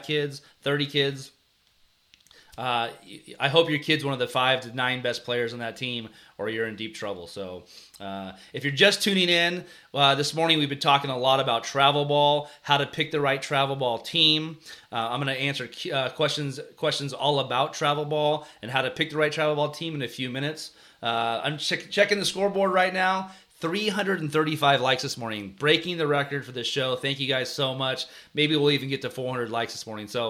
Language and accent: English; California, United States; We're from California